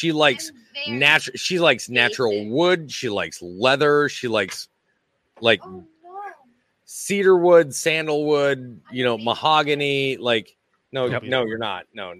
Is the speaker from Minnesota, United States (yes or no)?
yes; Minnesota, United States; moved away as an adult; also born or lived in North Carolina / Louisiana / California / Alaska; I was in the military for 20 years. So as we all know, I grew up in Minnesota, but I lived in North Carolina, Louisiana, California, Alaska, Washington State. And then I also spent a year in Bosnia and a year in Iraq.